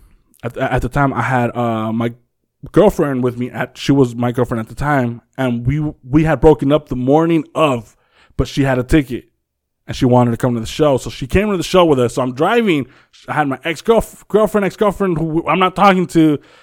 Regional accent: Compton, California, United States; Like, we're from Compton or whatever.

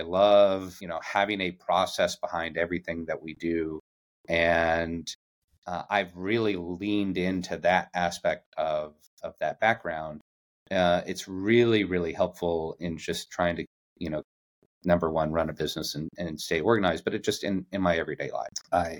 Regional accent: Yuma, Arizona, United States; I grew up in Yuma, Arizona, which is a very small town on the border of Arizona, California, and Mexico. And it's a military town

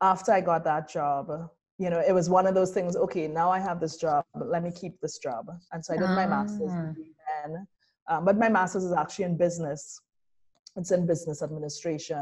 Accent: Trinidad & Tobago; moved away as an adult; also born or lived in Brazil; now in New Orleans, United States; I'm from Trinidad. I am from an Afro-Trinidadian family

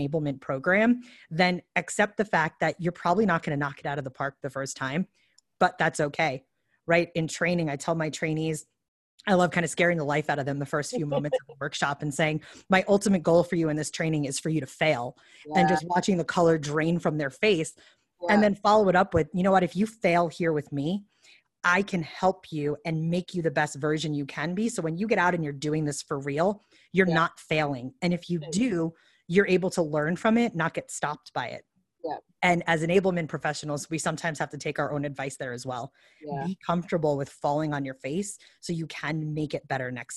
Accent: New York, United States; I'm from New York

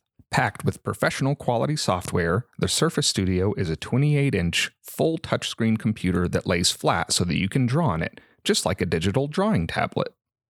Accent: Colorado, United States; also born or lived in Washington State; I grew up in Colorado, moved to Washington State for school for an art degree

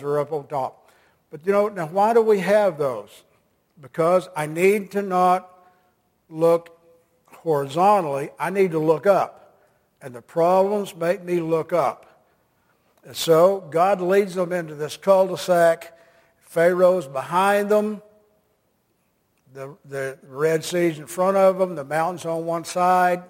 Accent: United States; I'm an American

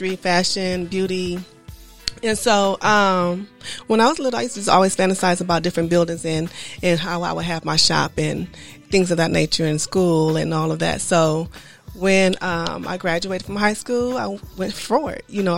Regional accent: Inglewood, California, United States; I grew up in Inglewood

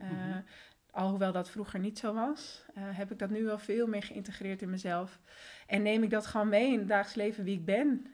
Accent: Netherlands; also born or lived in Colombia; En sinds mijn derde woon ik dus in Nederland.

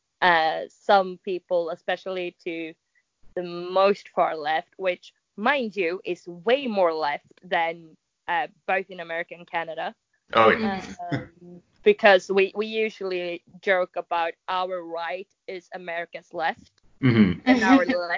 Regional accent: Sweden; English is a second language

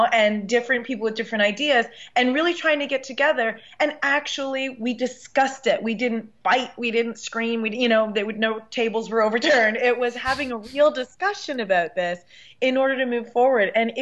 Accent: Canada; I'm Canadian

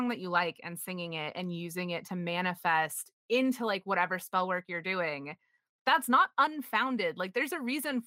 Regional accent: United States; I was raised in Puritanical America

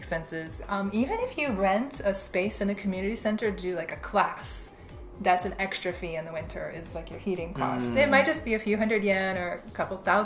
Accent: Florida, United States; born or raised there; moved away as an adult; also born or lived in Indiana; now in Japan

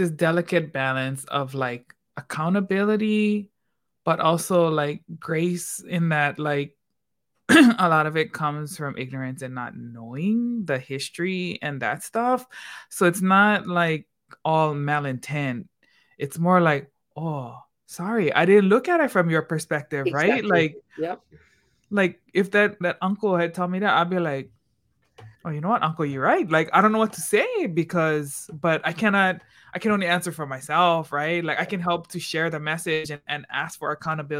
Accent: Hawaii, United States; now in Washington, D.C., United States; growing up in Hawaii

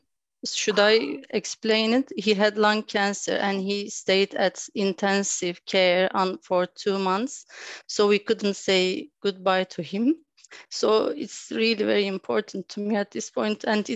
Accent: Turkey; now in London, United Kingdom; I'm from Turkey, but I live in London.

